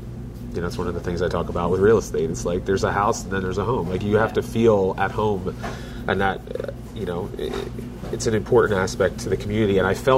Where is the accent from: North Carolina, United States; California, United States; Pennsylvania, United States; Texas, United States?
Pennsylvania, United States; Philadelphia; moved away as an adult; also born or lived in North Penn area, Pennsylvania; now in Royersford, United States; grew up in Philadelphia, lived in the North Penn area for 10 years